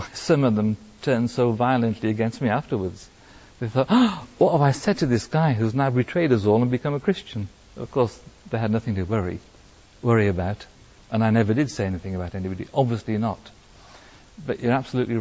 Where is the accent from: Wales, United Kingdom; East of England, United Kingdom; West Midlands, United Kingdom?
Wales, United Kingdom; now in France; I'm Welsh in origin